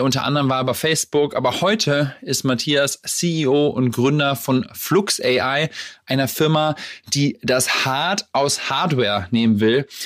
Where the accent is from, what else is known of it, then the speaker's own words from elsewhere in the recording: Lower Saxony, Germany; also born or lived in Hamburg; wir kommen ja aus der ähnlichen Ecke, aus, äh, aus Niedersachsen